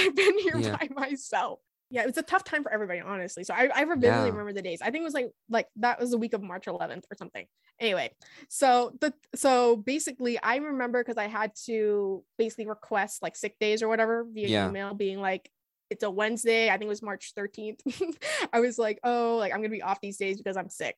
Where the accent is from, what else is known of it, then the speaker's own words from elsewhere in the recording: Boston, Massachusetts, United States; I grew up like in the Boston area